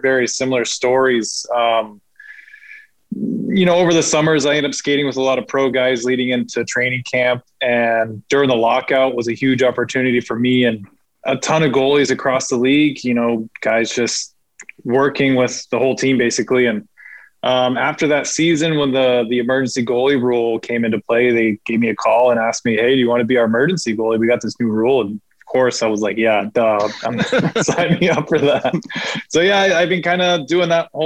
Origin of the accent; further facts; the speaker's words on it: San Diego, California, United States; growing up in San Diego